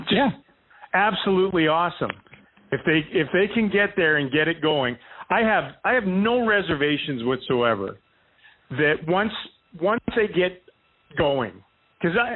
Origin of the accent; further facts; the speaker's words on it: United States; I'm American.